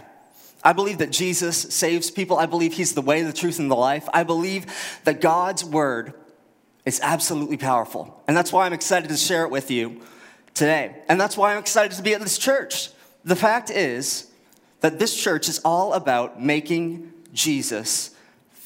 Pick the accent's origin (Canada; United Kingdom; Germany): Canada; Halifax, Nova Scotia; also born or lived in Fredericton, New Brunswick / United States; now in Moncton, Canada; born in Fredericton, grew up in Halifax